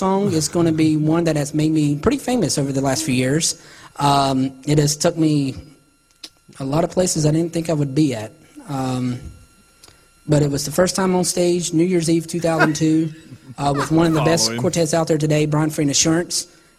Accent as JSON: {"language": "English", "town": "Salisbury", "region": "North Carolina", "country": "United States", "tie": "born or raised there"}